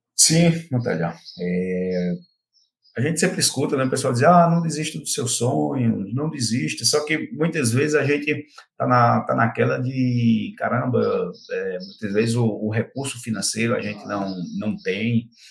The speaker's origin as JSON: {"language": "Portuguese", "town": "Belo Jardim", "region": "Pernambuco", "country": "Brazil", "tie": "born or raised there", "moved": "as an adult", "lives_now": "Goiânia, Brazil", "said": "Eu sou de Belo Jardim, interior de Pernambuco"}